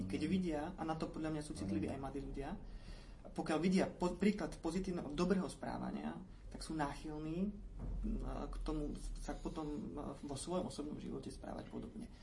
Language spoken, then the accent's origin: Slovak; eastern Slovakia, Slovakia; ja pochádzam z východného Slovenska